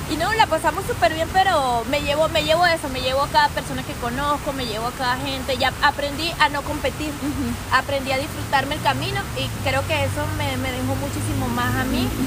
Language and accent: Spanish; Venezuela